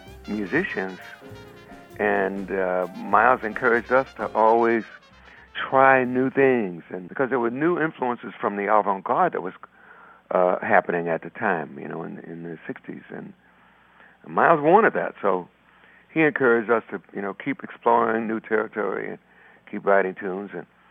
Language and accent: English; Chicago, Illinois, United States; moved away; also born or lived in New York; I'm from Chicago.